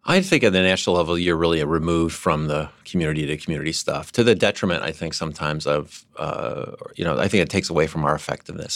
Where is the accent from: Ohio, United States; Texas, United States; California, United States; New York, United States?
California, United States; San Diego; my hometown